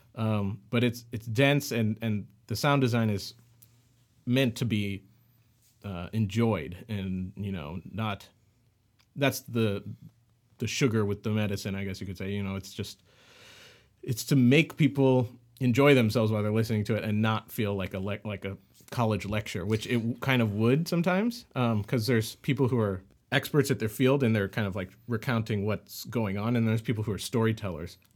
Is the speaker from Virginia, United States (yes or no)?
no; St. Louis, Missouri, United States; moved away as an adult; also born or lived in Bay Area, California; now in Los Angeles, United States; I'm from Saint Louis, uh, born and raised, and then I moved out he, out to the west coast, to the Bay Area